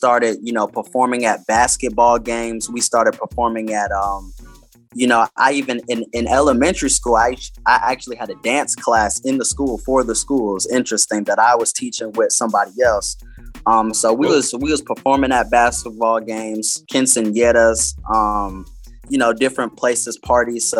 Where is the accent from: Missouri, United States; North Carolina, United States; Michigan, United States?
North Carolina, United States; Greensboro; I'm from Greensboro, North Carolina.